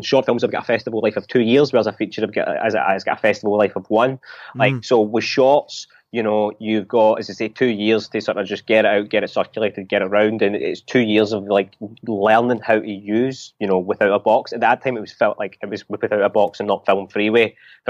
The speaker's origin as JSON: {"language": "English", "town": "Glasgow", "region": "Scotland", "country": "United Kingdom", "said": "like, I'm a Glasgow boy, and you know, as you say, Edinburgh broke my heart, but you know, you know, I'm not even from Edinburgh, I'm from Glasgow."}